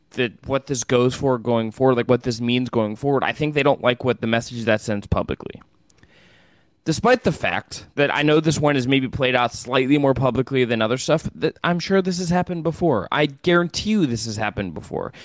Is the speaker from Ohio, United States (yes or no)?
yes; Northeast Ohio, United States; growing up in Northeast Ohio